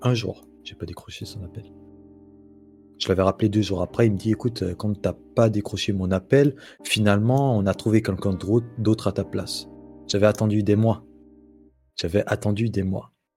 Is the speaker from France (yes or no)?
no; Guinea; moved away as an adult; now in Morocco; j'ai grandi en Guinée et en 2016, fin 2016, je suis venu au Maroc pour finir mes études